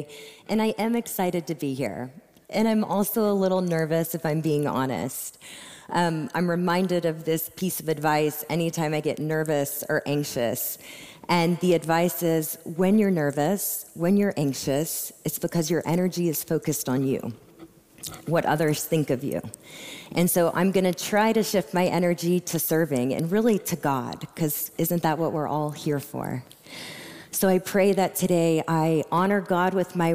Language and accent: English; Austin, Texas, United States; I was born and raised here in Austin, Texas